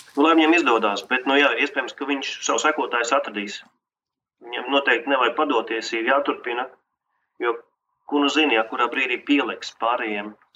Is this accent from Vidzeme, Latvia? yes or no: no; Liepāja, Kurzeme, Latvia; moved away as an adult; now in Riga, Latvia; Es pats no Liepājas un jā. pārcēlos uz Rīgu